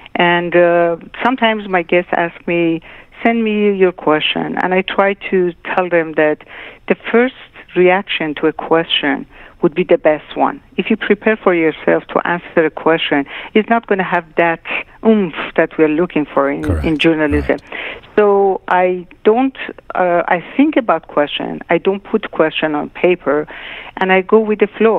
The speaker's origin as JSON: {"language": "English", "town": "Tehran", "region": "Tehran Province", "country": "Iran", "tie": "born or raised there", "also_born_or_lived": "Shiraz", "moved": "yes", "said": "my parents moved to Tehran when I was a year and a half"}